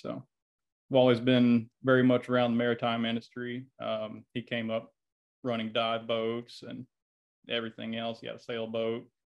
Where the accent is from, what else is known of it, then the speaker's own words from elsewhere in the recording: Dothan, Alabama, United States; You know, it's not a bad place. I mean, obviously I came back, but it was, I went to a little school called Rehoboth, and I don't think I would have traded it for anything.